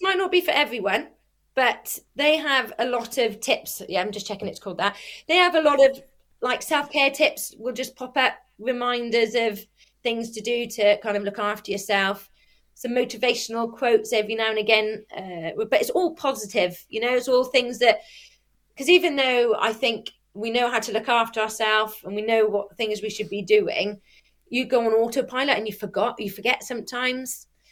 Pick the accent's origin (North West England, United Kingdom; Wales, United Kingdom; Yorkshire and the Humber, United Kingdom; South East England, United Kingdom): Wales, United Kingdom; Welsh; I'm Welsh